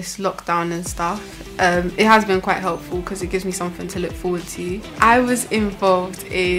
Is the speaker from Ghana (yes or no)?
yes; Ghana; I'm from Ghana